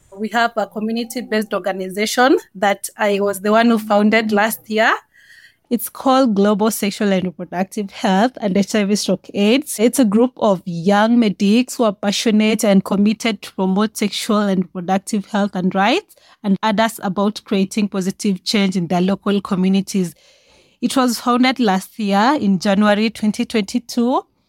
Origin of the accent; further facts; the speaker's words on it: Kenya; I'm from Kenya. I was born and raised here.